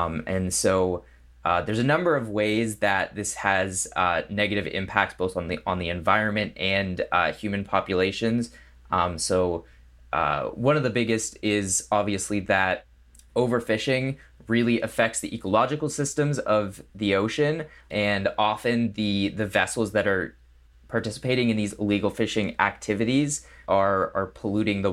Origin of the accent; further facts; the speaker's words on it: New England, United States; now in Los Angeles, United States; I grew up in New England, in the cold